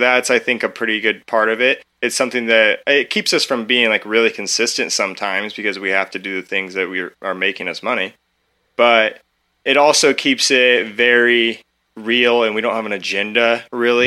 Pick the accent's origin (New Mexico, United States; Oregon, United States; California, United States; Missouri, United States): Oregon, United States; Eugene; I came from Eugene, like, I grew up in Eugene, Oregon